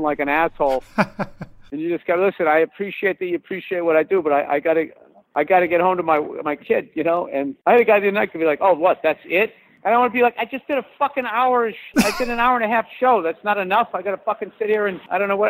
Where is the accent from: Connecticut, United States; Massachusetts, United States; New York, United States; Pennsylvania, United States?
Massachusetts, United States; moved away; I grew up in Massachusetts